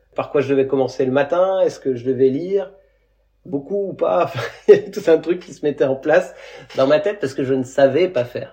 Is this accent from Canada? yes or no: no; Creuse, Nouvelle-Aquitaine, France; moved away; also born or lived in Montpellier / Seychelles; la Creuse, d'où est originaire mon frère et moi aussi